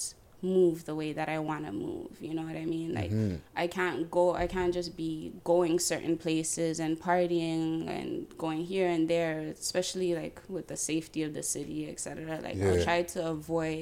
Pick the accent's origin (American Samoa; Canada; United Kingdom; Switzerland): Canada; Toronto, Ontario; I'm from Jane, like Jane and Lawrence